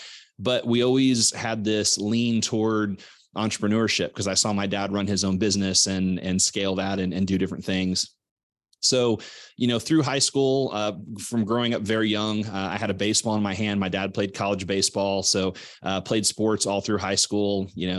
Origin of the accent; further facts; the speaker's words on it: Missouri, United States; You know, I grew up in Southwest Missouri. My dad was a builder. My mom was a teacher.